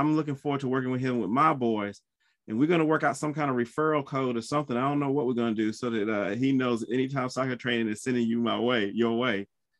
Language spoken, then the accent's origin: English; South Carolina, United States; I'm from South Carolina.